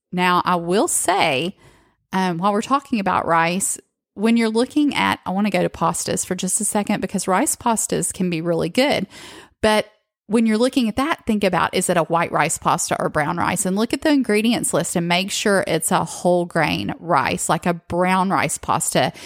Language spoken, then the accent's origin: English; the South, United States; restaurants growing up in the South